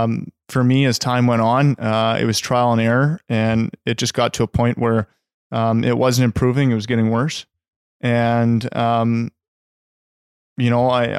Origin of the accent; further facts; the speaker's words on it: Halifax, Nova Scotia, Canada; also born or lived in Abbotsford, Canada; I was born in Abbotsford, spent a few years here with my family, and then my dad was transferred over to back east, and we grew up there. I spent my Timbits hockey career over in Halifax.